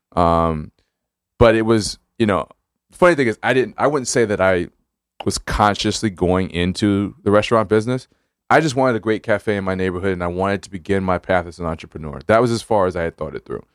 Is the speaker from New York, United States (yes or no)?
yes; Brooklyn, New York, United States; also born or lived in Hempstead, Long Island / New Haven; my family's from the Caribbean, but I grew up in Brooklyn